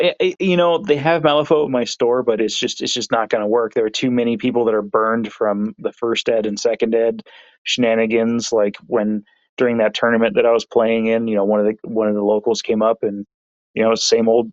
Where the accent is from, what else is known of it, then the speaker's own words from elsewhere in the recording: San Diego, California, United States; moved away; originally I'm from San Diego